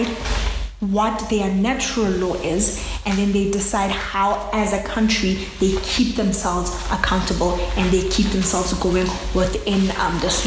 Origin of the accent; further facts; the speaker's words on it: South Africa; I'm a South African.